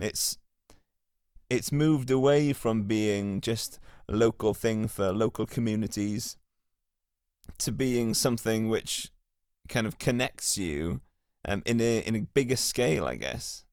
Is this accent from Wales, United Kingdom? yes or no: yes; Carmarthen, Wales, United Kingdom; moved away as an adult; now in Cardiff, United Kingdom; So I grew up in Carmarthen, uh, where there was a lot of Welsh, uh, around the place.